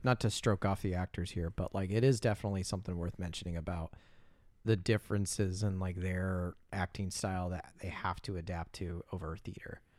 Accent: Indiana, United States; I am from, uh, uh, uh, Trumpland, Indiana

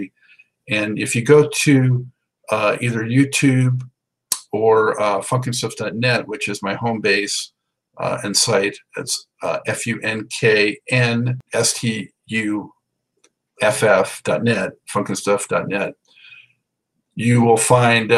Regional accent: Los Angeles, California, United States; moved away as an adult; now in Charlotte, United States; I grew up in Los Angeles, moved out here to the East Coast as a lifestyle change in 2006.

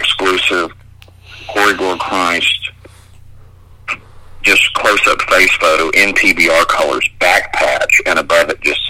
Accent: Canada; moved away; I am from Canada originally.

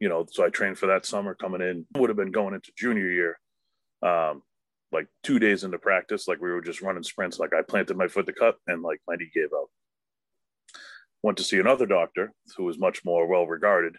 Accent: Wakefield, United States; I grew up in Wakefield where my business is located

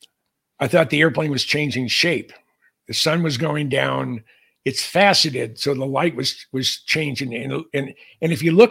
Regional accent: Bay Area, California, United States; moved away as an adult; also born or lived in Los Altos, California / Hawaii / Minnesota; now in Oro Valley, United States; I was born and raised in the Bay Area. I'm a class of 1963 of Los Altos High School, right in the heart of Silicon Valley

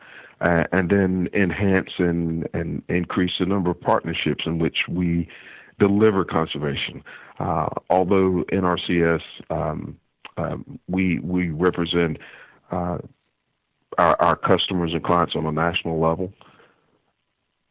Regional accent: North Carolina, United States; moved away as an adult; now in Indiana, United States; from North Carolina, raised on a farm there.

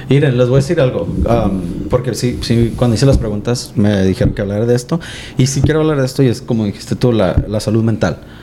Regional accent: Mexico; siendo hispanos, mexicanos

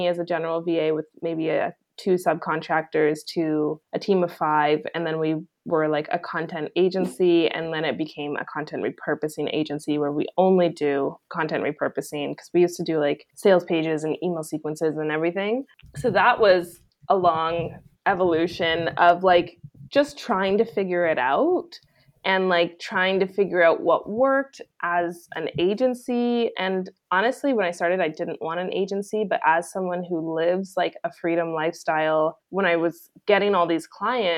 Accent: Vancouver, British Columbia, Canada; moved away as an adult; also born or lived in Australia / Mexico; I'm from Vancouver in Canada

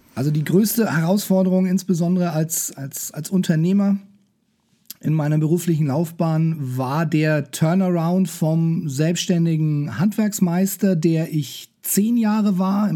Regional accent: Nuremberg, Bavaria, Germany; Ich bin äh, Nürnberger

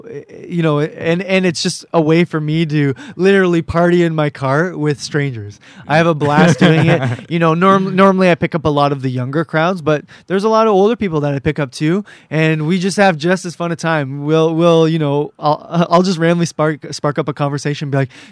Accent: Cambridge, Ontario, Canada; I'm from Cambridge, Ontario

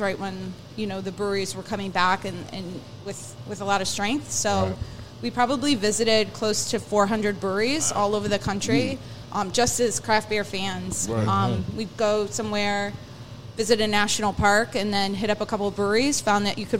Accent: Illinois, United States; now in Philadelphia, United States; I grew up in Illinois.

